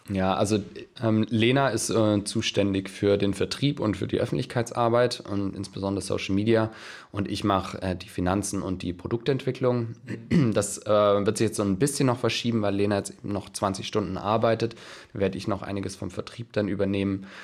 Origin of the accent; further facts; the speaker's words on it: Stuttgart, Baden-Württemberg, Germany; now in Kiel, Germany; ich äh, komme gar nicht aus Kiel, also ich komme aus Stuttgart